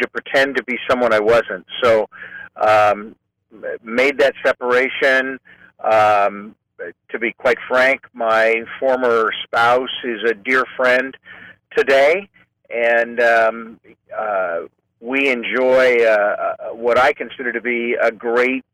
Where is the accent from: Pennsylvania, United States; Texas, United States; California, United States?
California, United States; Clovis; also born or lived in Fresno, California / Modesto, California; now in San Francisco, United States; So I'm a native Californian. I grew up in Fresno in the farm region, actually in Clovis